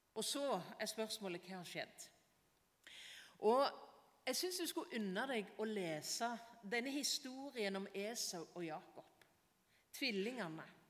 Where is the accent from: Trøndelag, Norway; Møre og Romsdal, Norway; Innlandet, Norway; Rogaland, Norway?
Rogaland, Norway; Varhaug; Når jeg gikk på barneskolen hjemme på Varhaug